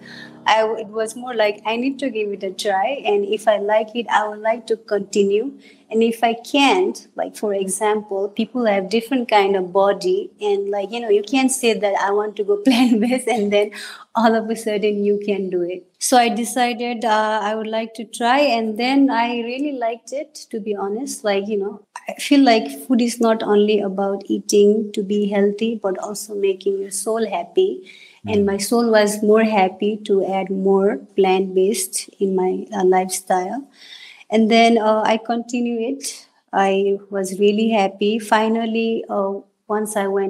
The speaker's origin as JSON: {"language": "English", "country": "Nepal", "tie": "born or raised there", "moved": "as an adult", "lives_now": "United States", "said": "The ethnicity I am from Nepal, we eat a lot of meat"}